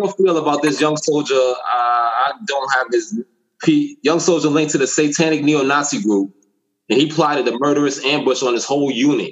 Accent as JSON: {"language": "English", "region": "New York", "country": "United States", "tie": "born or raised there", "said": "growing up in New York, we fuck with boxing"}